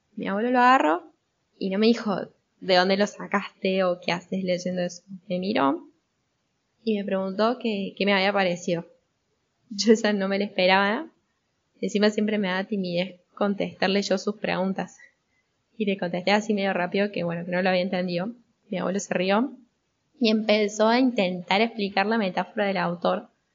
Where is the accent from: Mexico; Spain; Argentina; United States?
Argentina; Yo soy argentina, tengo 23 años